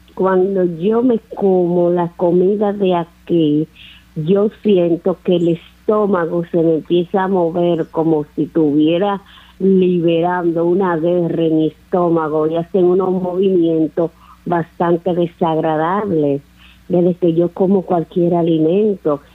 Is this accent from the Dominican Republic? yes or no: yes; Dominican Republic; now in United States; Yo soy dominicana, pero en este momento estoy en los Estados Unidos.